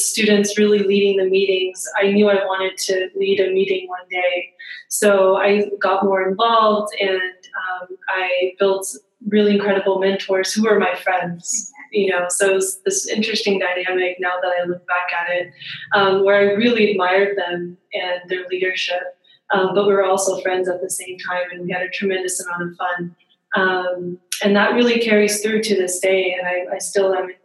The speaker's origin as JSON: {"language": "English", "town": "Bakersfield", "region": "California", "country": "United States", "tie": "born or raised there", "also_born_or_lived": "Berkeley", "moved": "as an adult", "said": "growing up in Bakersfield"}